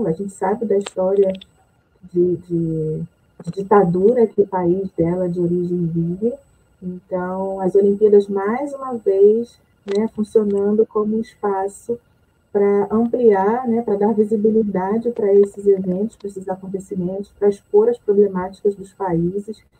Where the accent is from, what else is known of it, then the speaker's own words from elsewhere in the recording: Rio de Janeiro, Brazil; sou do Rio de Janeiro